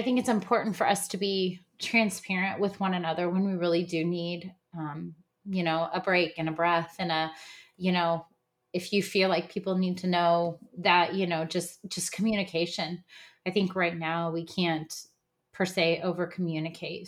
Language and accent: English; Midwest, United States; now in Texas, United States; I grew up in the Midwest